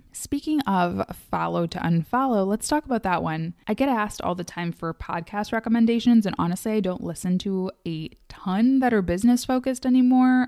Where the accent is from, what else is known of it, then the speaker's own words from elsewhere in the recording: Midwest, United States; I am from the Midwest.